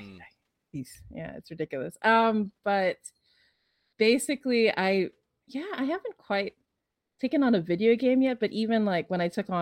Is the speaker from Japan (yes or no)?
no; Philippines; I'm from the Philippines.